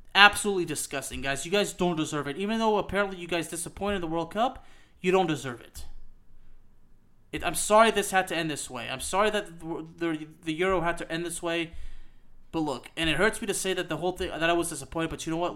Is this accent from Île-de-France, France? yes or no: no; Lyon, Auvergne-Rhône-Alpes, France; moved away; also born or lived in Décines-Charpieu / Villeurbanne; Dessine Charpieu is where I was born. I lived in Villeurbanne, I'm from Lyon